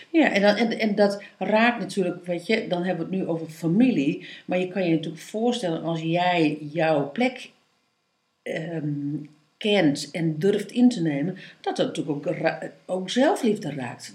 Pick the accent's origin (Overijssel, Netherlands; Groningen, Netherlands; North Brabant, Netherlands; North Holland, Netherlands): Groningen, Netherlands; East; ik ben in Oost-Groningen ben ik opgevoed